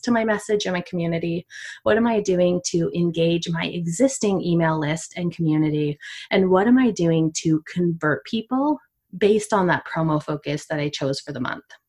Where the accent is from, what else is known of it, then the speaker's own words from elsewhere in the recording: Canada; I'm from Canada